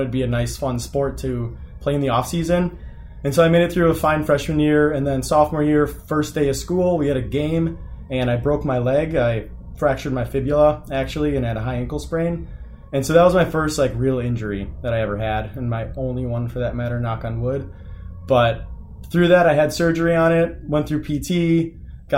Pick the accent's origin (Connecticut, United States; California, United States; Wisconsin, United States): Wisconsin, United States; Beaver Dam; I grew up in a sort of small town in Beaver Dam, Wisconsin. I grew up on a farm there